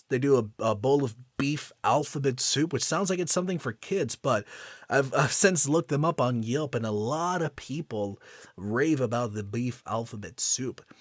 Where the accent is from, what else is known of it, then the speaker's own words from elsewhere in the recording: Houston, Texas, United States; featuring amazing small businesses in my hometown of Houston, Texas, and beyond.